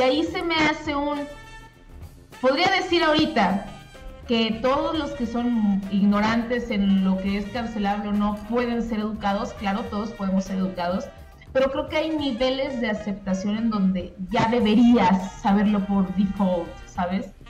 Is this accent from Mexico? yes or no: yes; Monterrey, Nuevo León, Mexico; moved away; yo crecí en Monterrey, yo soy de Monterrey